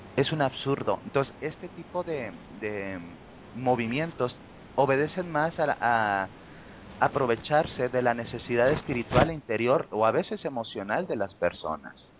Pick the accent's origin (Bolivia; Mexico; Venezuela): Mexico; en mi país, México